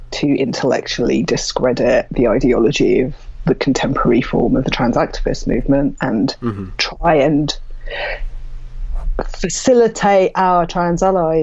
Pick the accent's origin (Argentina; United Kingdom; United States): United Kingdom